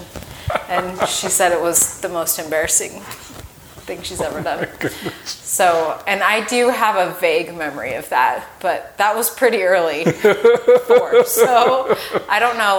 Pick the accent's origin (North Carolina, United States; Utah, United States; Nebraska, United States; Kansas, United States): Utah, United States; Orem; also born or lived in Lindon, Utah; I grew up in Utah County.